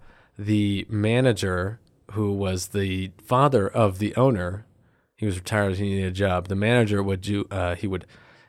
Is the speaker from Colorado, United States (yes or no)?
yes; Pueblo, Colorado, United States; I'm from Pueblo.